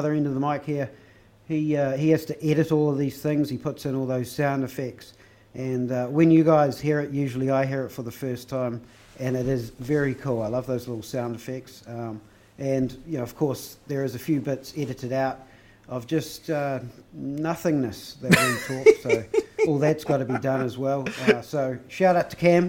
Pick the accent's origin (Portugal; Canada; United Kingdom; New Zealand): New Zealand; Christchurch, Canterbury; we're both from Christchurch